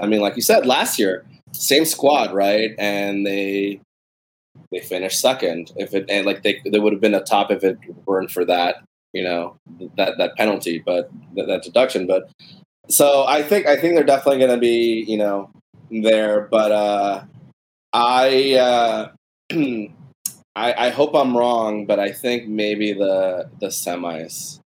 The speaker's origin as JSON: {"language": "English", "region": "Texas", "country": "United States", "tie": "born or raised there", "said": "growing up in Texas"}